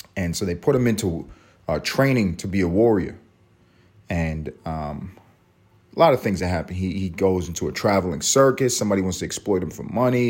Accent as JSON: {"language": "English", "country": "United States", "said": "We're American"}